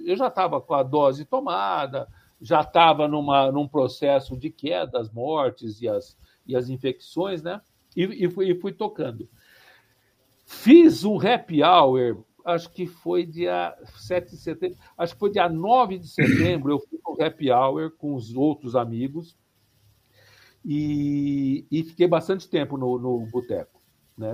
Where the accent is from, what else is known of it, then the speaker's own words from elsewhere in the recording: São Paulo, Brazil; eu sou do estado de São Paulo, né? E, e da, e da cidade de São Paulo